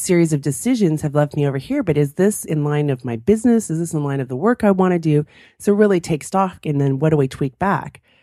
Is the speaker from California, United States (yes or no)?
yes; California, United States; moved away; I grew up in California, I'm used to sunshine